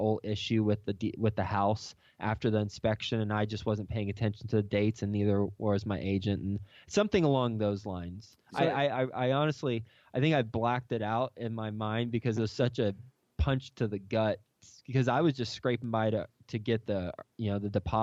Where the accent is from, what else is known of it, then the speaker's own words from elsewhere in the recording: Texas, United States; moved away as an adult; also born or lived in Lubbock, Texas / New York City; I am from Texas originally. Went to Texas Tech University, graduated in 2005